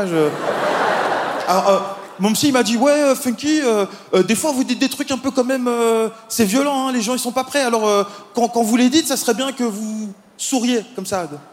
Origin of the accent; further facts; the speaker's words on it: Belgium; moi, je viens de Belgique.